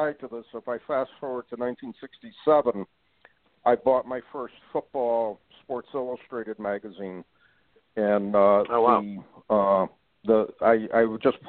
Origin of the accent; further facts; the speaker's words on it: North Branford, Connecticut, United States; I grew up in North Branford, Connecticut